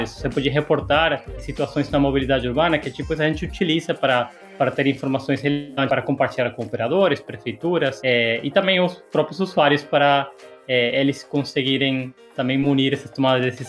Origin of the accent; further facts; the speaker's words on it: Argentina; Portuguese is a second language; now in São Paulo, Brazil; Eu sou argentino, cheguei em São Paulo, eu não, não tinha é, dinheiro vivo no bolso